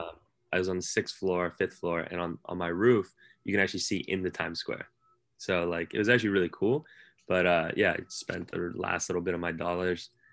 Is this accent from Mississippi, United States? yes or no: no; San Francisco, California, United States; moved away as an adult; now in New York, United States; as a California kid in, in San Francisco.